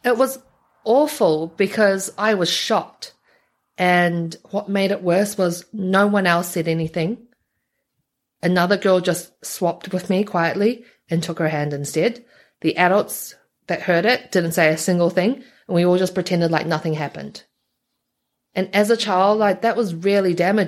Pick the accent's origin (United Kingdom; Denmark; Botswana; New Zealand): New Zealand; also born or lived in Taiwan; I grew up in New Zealand